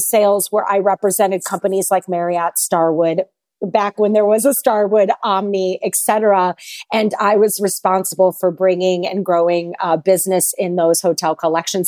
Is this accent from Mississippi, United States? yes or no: no; St. Louis, Missouri, United States; moved away as an adult; also born or lived in Chicago, Illinois; I am a Saint Louis girl, born and raised in the Midwest.